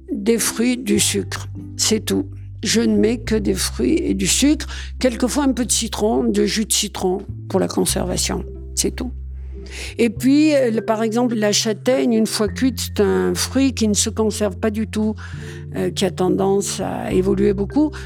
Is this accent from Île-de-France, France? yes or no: no; Saint-Martin-de-Valamas, Auvergne-Rhône-Alpes, France; On est originaire, moi, de Saint-Martin-de-Valamas